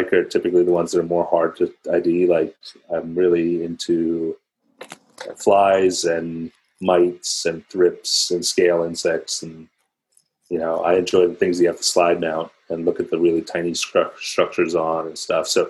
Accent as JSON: {"language": "English", "town": "Philadelphia", "region": "Pennsylvania", "country": "United States", "tie": "born or raised there", "also_born_or_lived": "New York City", "said": "I grew up outside of Philadelphia"}